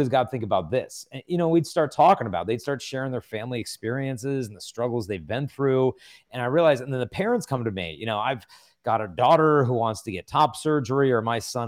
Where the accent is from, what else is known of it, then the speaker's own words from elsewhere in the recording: San Diego, California, United States; I'm from San Diego, so it's all good.